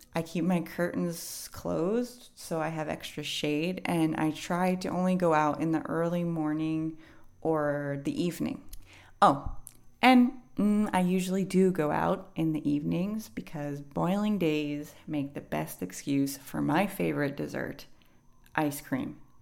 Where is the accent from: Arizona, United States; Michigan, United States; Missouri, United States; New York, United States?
New York, United States; New York City; now in Hawaii, United States; When I was a kid growing up in New York City